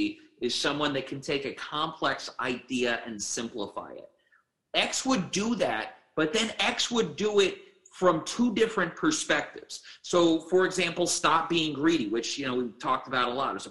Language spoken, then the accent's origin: English; Germany; I grew up in Germany